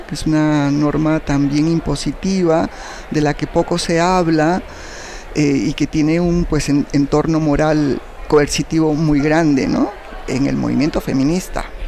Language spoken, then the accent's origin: Spanish; Arequipa, Peru; moved away as an adult; now in Mexico; soy peruana eh, de nacimiento, ¿no? y viví en Perú hasta los 28 años cuando terminé la licenciatura y yo sentí que no podía seguir viviendo en Arequipa